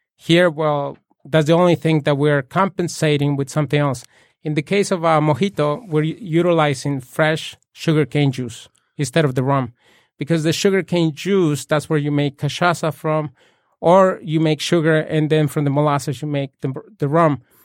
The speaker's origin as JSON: {"language": "English", "region": "Puebla", "country": "Mexico", "tie": "born or raised there", "moved": "yes", "said": "I was born and raised in Puebla"}